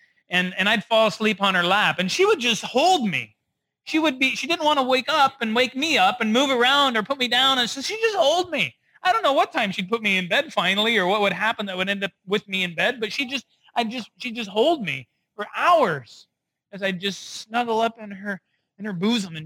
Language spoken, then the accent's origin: English; Rochester, United States; also born or lived in North Dakota; I grew up primarily in Rochester. And every year when I was a kid, we would make trips back to the Midwest because I was actually born in North Dakota.